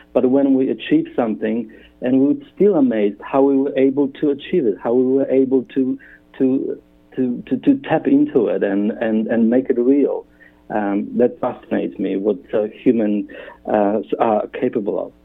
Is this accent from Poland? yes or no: yes; Poland; English is a second language; moved away as an adult; also born or lived in Western Australia; now in Perth, Australia; originally um, that name and I come from Poland